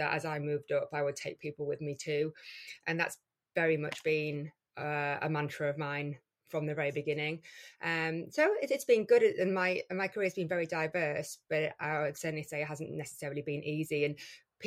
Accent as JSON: {"language": "English", "area": "Geordie", "region": "North East England", "country": "United Kingdom", "accent": "Geordie", "said": "a Geordie accent, you know, in the middle of London"}